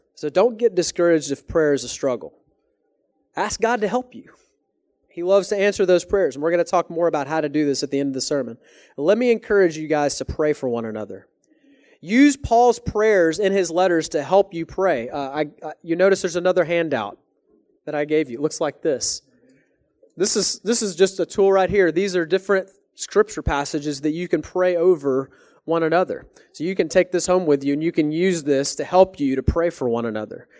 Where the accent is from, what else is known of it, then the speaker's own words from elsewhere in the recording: Texas, United States; moved away as an adult; now in Canada; I'm from Texas